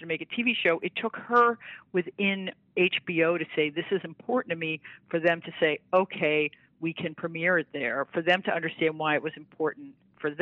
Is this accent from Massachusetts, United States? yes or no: no; New York, United States; now in Austin, United States; I'm a New Yorker. I love New York.